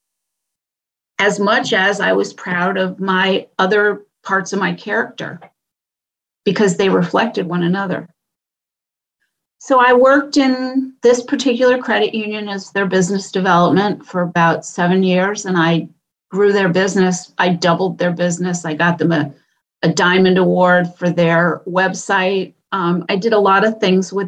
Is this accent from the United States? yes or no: yes; New England, United States; moved away as an adult; also born or lived in New York; I moved back up to New England where I was born and raised